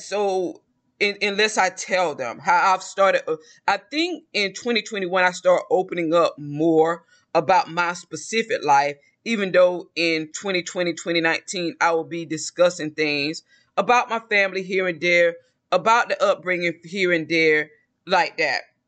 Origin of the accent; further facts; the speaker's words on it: the South, United States; I'm from the South